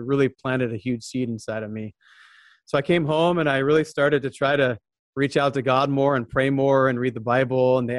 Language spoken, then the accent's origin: English; Southern California, United States; I was born and raised in Southern California